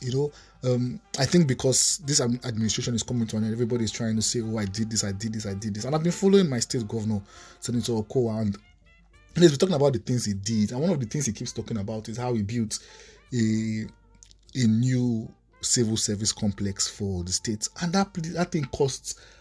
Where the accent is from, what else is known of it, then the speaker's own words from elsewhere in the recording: Nigeria; Nigerian citizens